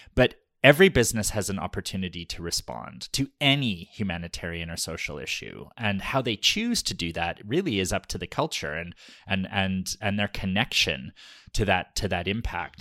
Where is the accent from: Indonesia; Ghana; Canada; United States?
Canada; We are Canadian, but we are Ukrainian Canadian